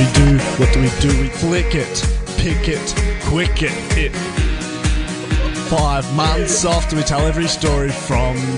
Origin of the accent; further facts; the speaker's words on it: Melbourne, Victoria, Australia; We're from Hawthorn and Camberwell